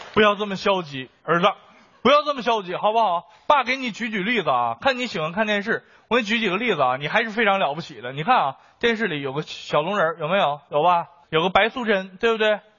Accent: Beijing, China; 作为一个北京人，我要说， 我小的时候，北京的天是瓦蓝瓦蓝的

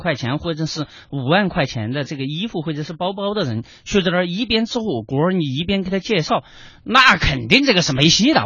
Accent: China; 我们中国人有一个消费习惯

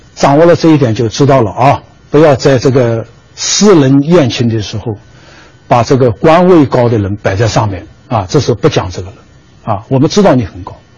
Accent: China; 我们中国人讲礼尚往来的啊

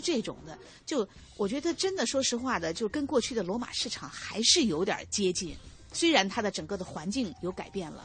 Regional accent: Beijing, China; 我们也是作为北京人

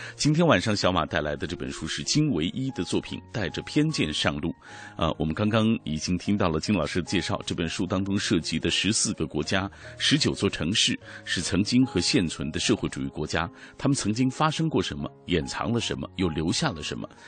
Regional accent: Xinjiang, China; 后来因为大学专业的选择来到了石河子

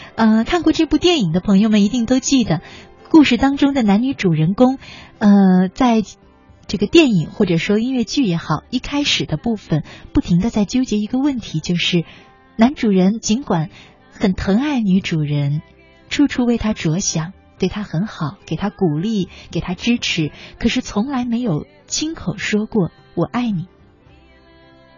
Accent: China; 我们中国人呢，对自己的感情表达特别地含蓄

